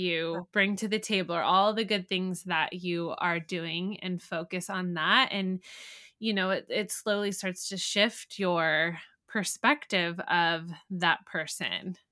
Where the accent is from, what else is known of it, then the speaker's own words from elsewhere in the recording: San Diego, California, United States; now in Midwest, United States; I'm from San Diego